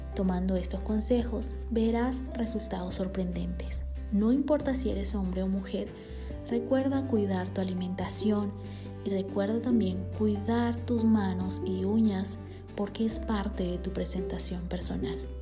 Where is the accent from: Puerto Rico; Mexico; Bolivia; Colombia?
Bolivia; born or raised there; now in Guatemala